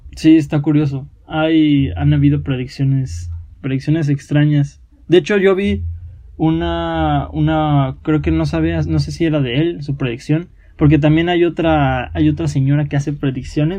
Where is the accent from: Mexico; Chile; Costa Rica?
Mexico; somos mexicanos, entonces tenemos raíces indígenas